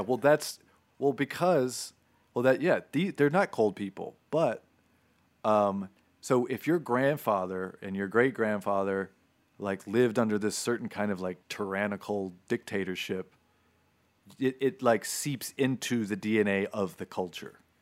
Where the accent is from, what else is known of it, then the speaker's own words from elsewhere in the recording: Florida, United States; moved away; I grew up in Florida